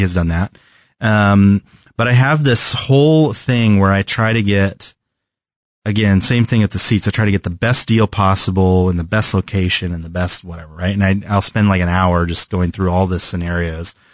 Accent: California, United States; moved away; I'm from California, where the weather is pretty constant all the time

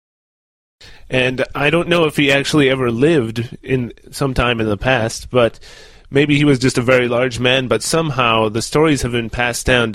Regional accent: United States; my hometown in the United States happens to be known as one of the hometowns for Paul Bunyan.

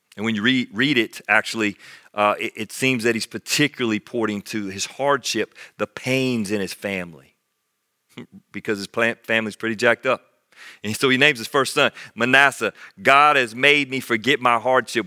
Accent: United States; as an American Christian

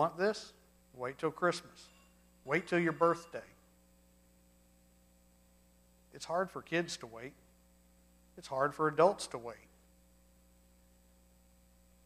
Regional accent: Charleston, United States; also born or lived in Florence, Alabama (summers); Growing up in North Alabama in the summers, going to my grandparents' house up in Florence, we'd spend 4 to 6 weeks a summer up there. It was the only time I got to really work on the farm. We didn't have that in Charleston

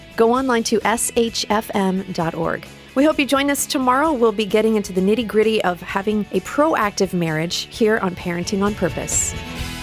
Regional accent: South Florida, United States; growing up in South Florida

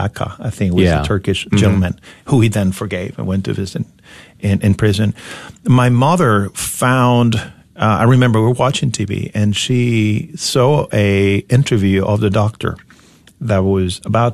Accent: Venezuela; moved away as an adult; now in United States; I grew up in Venezuela at a time where everything seemed possible

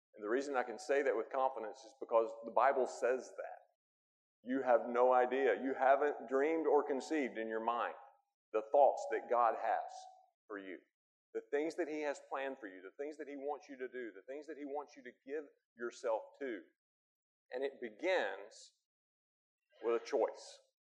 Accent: United States; I'm an American

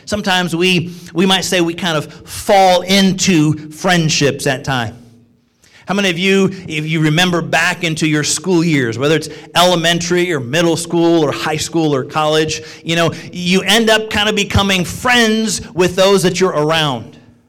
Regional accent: Illinois, United States; also born or lived in Joliet / Quincy / Springfield / New York; now in Ohio, United States; I was born and raised in Illinois, was born in Joliet. Moved to Quincy, number of years in Springfield, Illinois, then to upstate New York, then to Connecticut, Bible College in Missouri, and then came to Ohio.

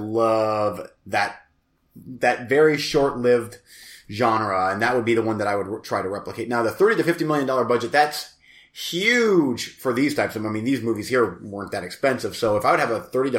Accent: United States; I'm American.

